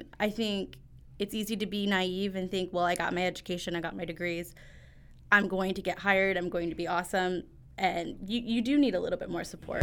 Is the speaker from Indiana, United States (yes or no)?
yes; Northwest Indiana, United States; I grew up in Northwest Indiana